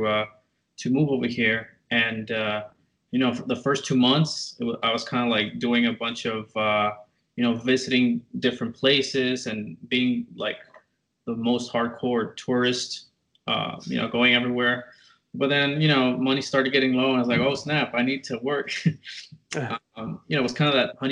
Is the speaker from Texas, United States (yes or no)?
yes; McAllen, Texas, United States; also born or lived in Tyler, Texas; I grew up in McAllen, Texas, or like the RGV, as they call it, Rio Grande Valley.